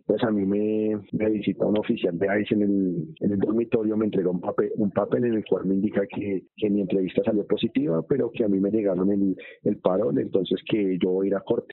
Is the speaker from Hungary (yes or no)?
no; Colombia; moved away as an adult